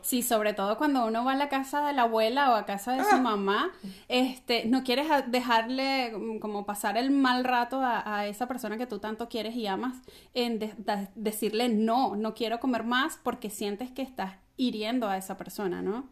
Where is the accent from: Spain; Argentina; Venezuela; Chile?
Venezuela